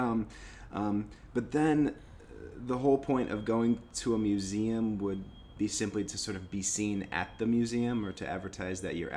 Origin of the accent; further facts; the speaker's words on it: Michigan, United States; I'm from Michigan